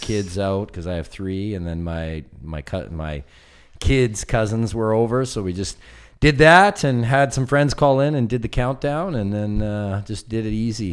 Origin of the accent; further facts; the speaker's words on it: West Coast, Canada; I'm from the West Coast